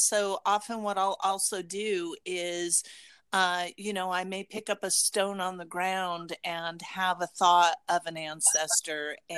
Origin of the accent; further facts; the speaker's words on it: Las Vegas, Nevada, United States; when I grew up in Las Vegas